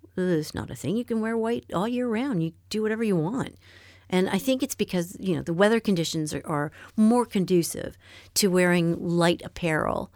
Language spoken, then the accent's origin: English; Canada; moved away as an adult; now in France; I'm from Canada